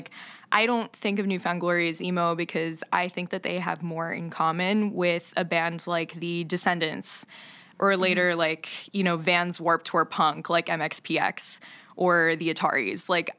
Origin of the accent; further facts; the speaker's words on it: Florida, United States; moved away; I'm from Florida